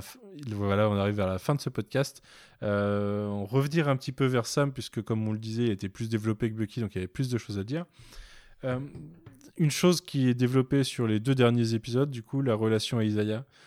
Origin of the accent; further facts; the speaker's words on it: Nantes, Pays de la Loire, France; je suis nantais